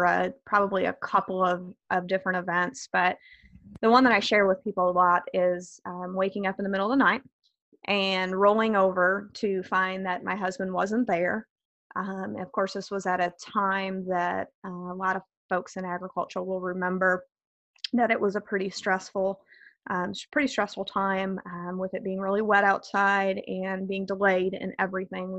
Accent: northern Illinois, United States; I grew up in northern Illinois, about 60 miles west of Chicago

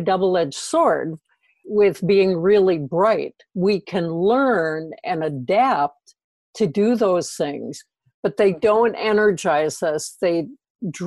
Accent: Minnesota, United States; in the Midwest, I'm from Minnesota

